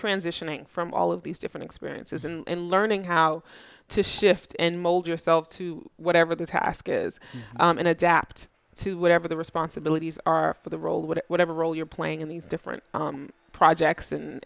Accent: New York, United States; I grew up in New York

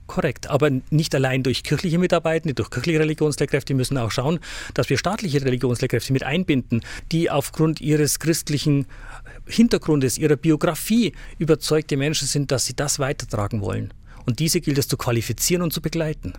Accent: Hilpoltstein, Bavaria, Germany; also born or lived in Augsburg; now in Ingolstadt, Germany; Ich stamme aus der Diözese Eichstätt, aus Hilpolstein genauer gesagt, wurde da groß

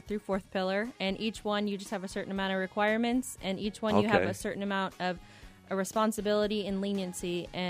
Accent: Houston, Texas, United States; also born or lived in Portales, New Mexico / Nashville / Fayetteville, North Carolina / El Paso, Texas; So I guess I say I'm from Houston, but I lived in Nashville, Fayetteville, North Carolina, Houston, Texas, El Paso, Texas.

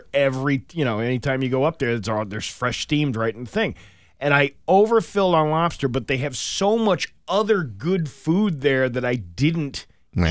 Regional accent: Syracuse, New York, United States; moved away; I'm from Syracuse

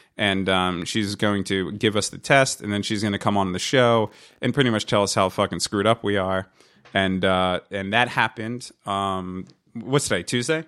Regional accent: Hazlet, New Jersey, United States; we grew up in this town called Hazlitt, and that's kinda how we know each other

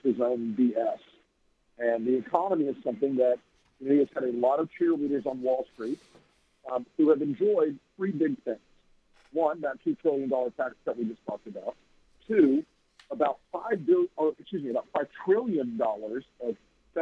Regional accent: Florida, United States; I grew up in Florida

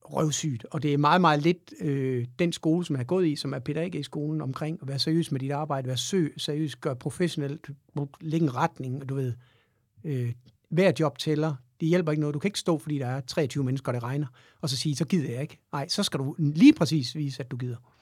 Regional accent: Aarhus, Central Denmark Region, Denmark; jeg kommer fra Aarhus jo, i Høj

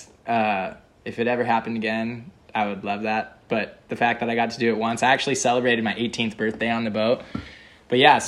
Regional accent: California, United States; I'm from California

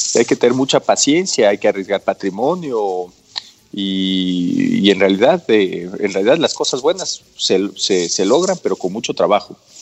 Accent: Quito, Pichincha, Ecuador; Yo nací en Quito en 1974 en la Clínica San Francisco. Mi papá es quiteño, mi mamá es quiteña

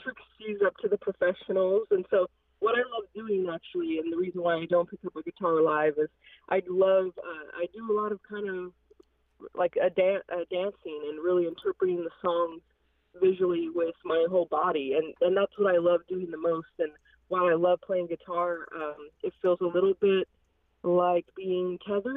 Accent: a reservation in California, United States; now in Massachusetts, United States; I'm just serving homes about an hour away from the reservation I grew up on

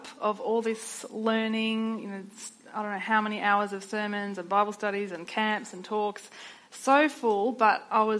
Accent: Sydney, New South Wales, Australia; I grew up in Sydney, a suburban middle child of three kids

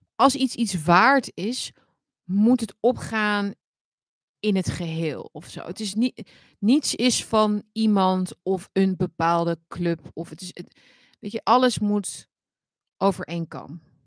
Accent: Netherlands; wij hebben als Nederlander

